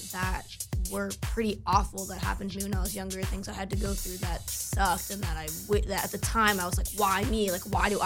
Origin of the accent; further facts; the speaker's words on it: United States; moved away; also born or lived in New Jersey; I was in New York recently, and I'm from New York, and my family lives there